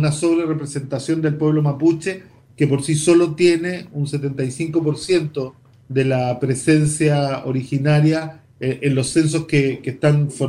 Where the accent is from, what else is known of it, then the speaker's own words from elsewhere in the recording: Paraguay; now in Mendoza, Argentina; soy de Paraguay y vivo en Mendoza y me encanta escucharlos.